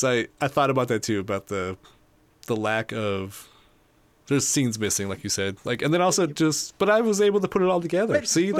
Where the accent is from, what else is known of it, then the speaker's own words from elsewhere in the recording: United States; we are American